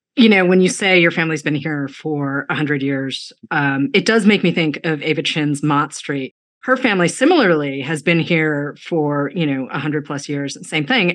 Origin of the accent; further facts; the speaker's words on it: outside of Boston, Massachusetts, United States; also born or lived in New York / Washington, District of Columbia, United States / Chicago; now in Los Angeles, United States; I grew up outside of Boston